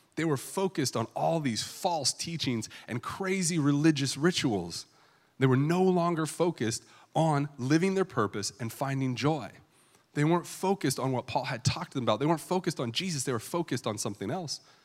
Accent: California, United States; I grew up in California

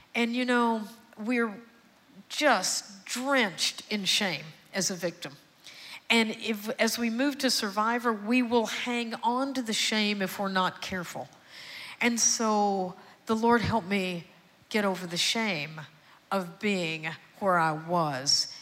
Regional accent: Houston, Texas, United States; also born or lived in Austin; I was born and raised in Houston, and I'm adopted

